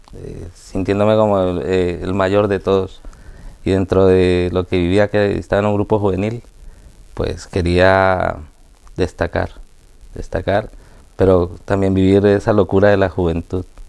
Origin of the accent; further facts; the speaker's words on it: Colombia; de Colombia